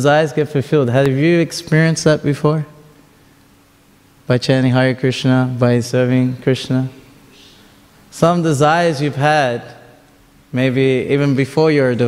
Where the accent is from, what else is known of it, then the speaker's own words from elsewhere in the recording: Australia; first language Tamil; me and my brother grew up in Australia